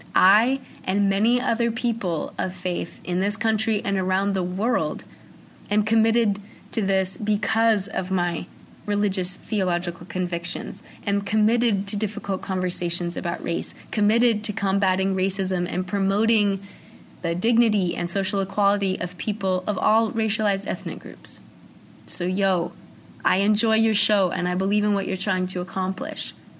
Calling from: Chicago, Illinois, United States; I'm calling you from Chicago

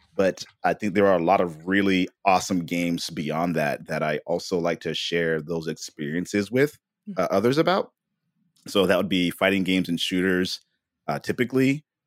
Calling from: San Jose, California, United States; I'm calling from San Jose, California.

